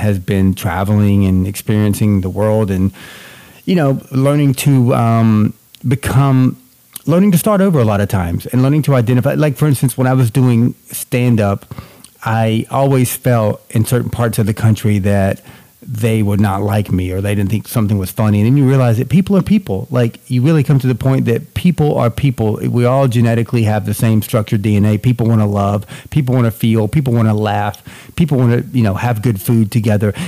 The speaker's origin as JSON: {"language": "English", "region": "North Georgia", "country": "United States", "tie": "born or raised there", "also_born_or_lived": "Boston / California / New York", "moved": "as an adult", "lives_now": "New Jersey, United States", "said": "I was born and raised in Georgia"}